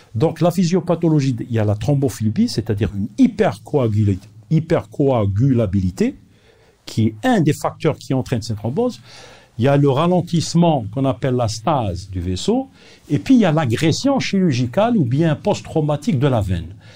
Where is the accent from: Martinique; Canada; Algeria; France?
Algeria; Nous sommes parmi les pays peut-être les plus riches de l'Afrique